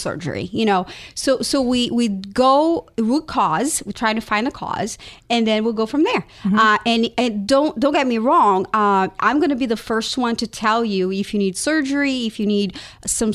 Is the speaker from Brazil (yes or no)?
yes; Brazil; now in United States; I am from Brazil.